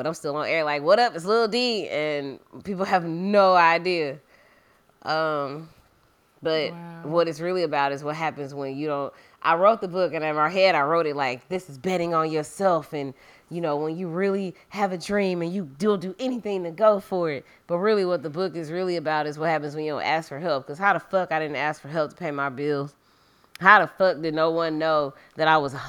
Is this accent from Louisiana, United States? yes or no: yes; Louisiana, United States; moved away; go back to Louisiana